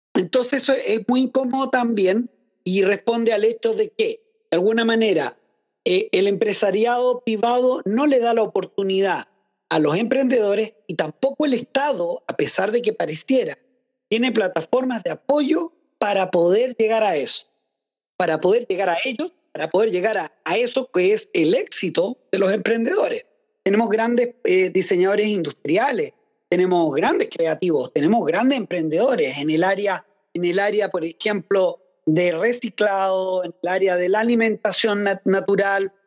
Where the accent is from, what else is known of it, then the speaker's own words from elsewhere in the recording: Chile; para mí como chileno